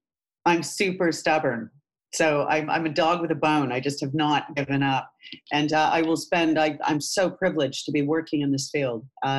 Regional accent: Canada; moved away; I came over from Canada about 26 years ago now.

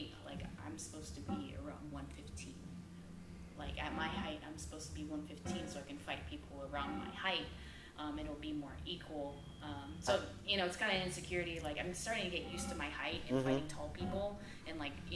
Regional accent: Philippines; I'm Filipino

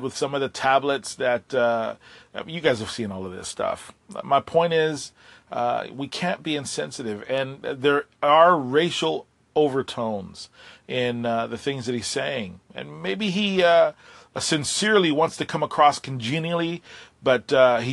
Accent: Puerto Rico; I have been busy helping my island recover. I'm from Puerto Rico

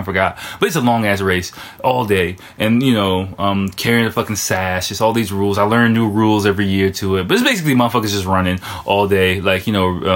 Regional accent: United States; now in Japan; I'm American

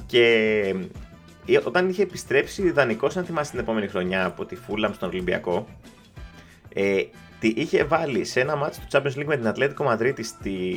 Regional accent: Greece; είμαι από Ελλάδα

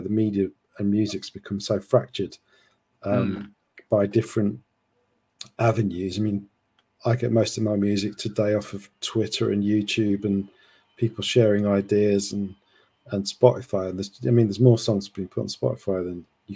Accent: Sheffield, Yorkshire and the Humber, United Kingdom; moved away; I'm from Sheffield originally

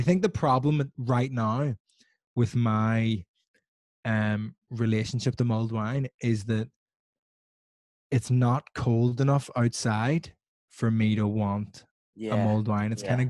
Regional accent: Belfast, Northern Ireland, United Kingdom; now in England; when I was growing up in Belfast, I always like really defined myself as being like the Italian guy.

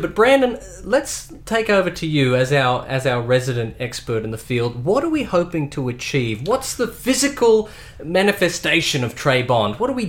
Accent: Leeton, New South Wales, Australia; born or raised there

